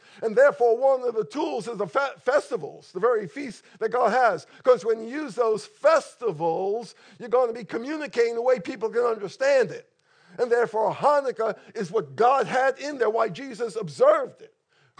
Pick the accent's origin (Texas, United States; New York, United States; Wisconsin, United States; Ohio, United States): New York, United States; But I grew up in New York, an intensely Jewish area.